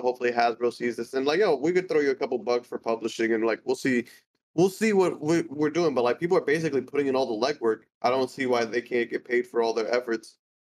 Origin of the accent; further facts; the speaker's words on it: United States; I'm American